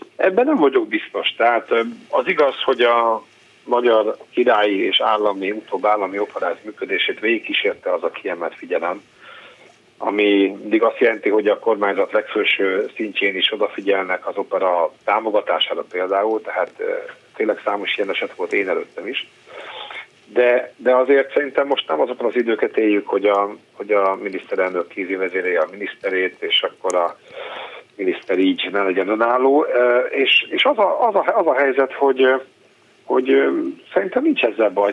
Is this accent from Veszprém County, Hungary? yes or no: yes; Veszprém, Veszprém County, Hungary; gyerekkoromban Veszprémben